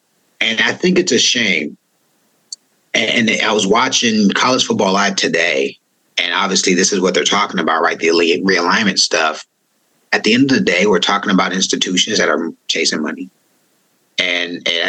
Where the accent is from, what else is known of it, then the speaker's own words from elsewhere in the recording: East Bay, California, United States; moved away as an adult; also born or lived in Oklahoma; I'm from the East Bay and I wanted to represent my community.